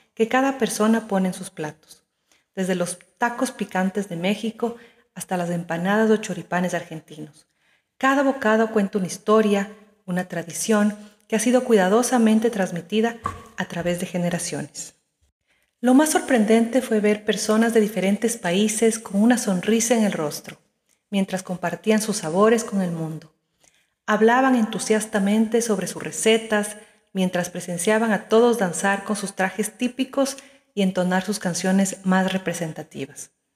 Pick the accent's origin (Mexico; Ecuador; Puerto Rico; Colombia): Ecuador; moved away as an adult; now in Madrid, Spain; Soy ecuatoriana y hace apenas un mes que mi familia y yo nos establecimos en esta maravillosa ciudad.